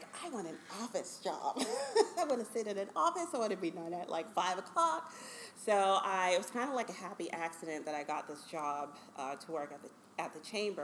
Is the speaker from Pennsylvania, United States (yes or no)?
yes; Pittsburgh, Pennsylvania, United States; also born or lived in Maryland; now in Harrisburg, United States; I'm born and raised in Pittsburgh, Pennsylvania, and my parents are immigrants from Ghana